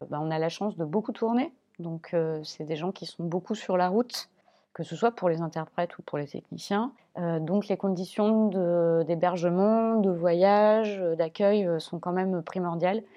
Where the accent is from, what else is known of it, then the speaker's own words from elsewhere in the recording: Clermont-Ferrand, Auvergne-Rhône-Alpes, France; Je viens de Clermont-Ferrand qui, à l'époque, était une ville plutôt orientée sur le théâtre